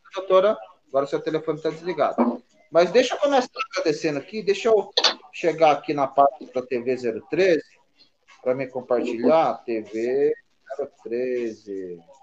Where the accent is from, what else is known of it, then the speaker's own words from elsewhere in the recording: Taubaté, São Paulo, Brazil; Eu sou de Taubaté